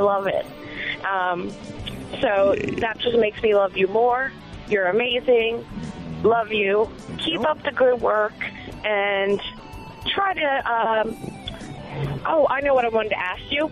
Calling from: Maryland, United States; I'm calling from Maryland

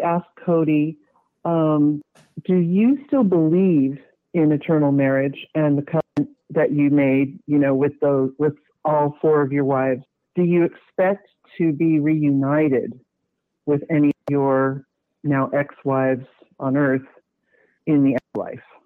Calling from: California, United States; I'm calling from California

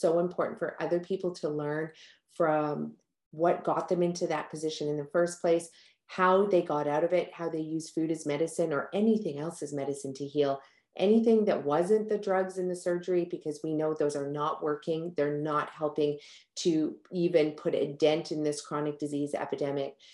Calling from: British Columbia, Canada; It is a gorgeous day outside here on the west coast of North America. I'm tuning in from Canada and from British Columbia.

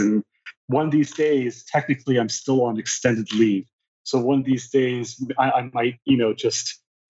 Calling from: St. Louis, Missouri, United States; I'm joining from St. Louis, Missouri.

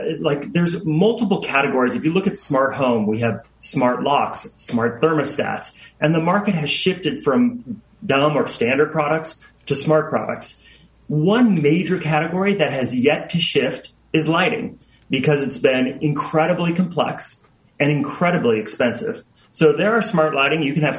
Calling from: Seattle, Washington, United States; The beautiful Seattle, Washington.

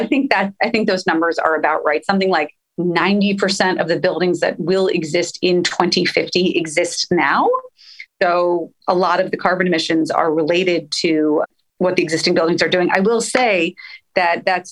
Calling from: Los Angeles, California, United States; I'm hailing in from Los Angeles

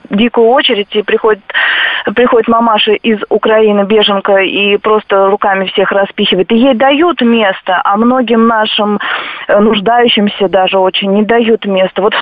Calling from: Vladimir Oblast, Russia; вот я из Владимирской области

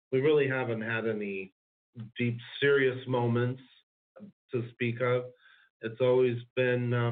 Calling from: California, United States; We're in beautiful, sunny Southern California

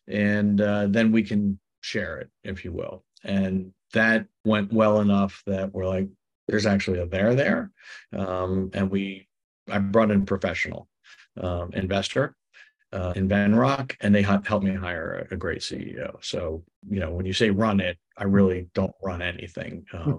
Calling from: Seattle, Washington, United States; I'm in Seattle, my summer place.

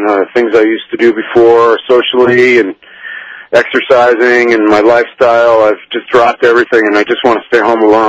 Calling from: Larchmont, New York, United States; I'm calling you from Larchmont, New York.

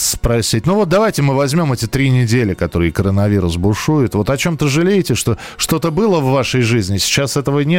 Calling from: Lipetsk, Lipetsk Oblast, Russia; Э, я из Липецка

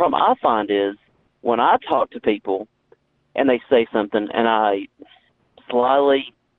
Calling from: Tennessee, United States; From Tennessee.

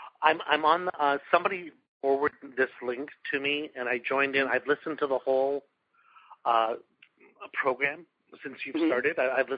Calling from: Toronto, Ontario, Canada; I'm calling from Toronto.

